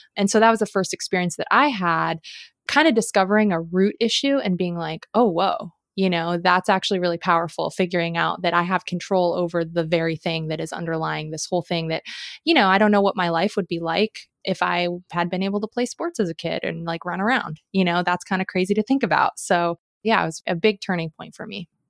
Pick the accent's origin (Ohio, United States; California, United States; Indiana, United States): California, United States; Southern; also born or lived in Colorado / Seattle, Washington; now in Oregon, United States; growing up in Southern California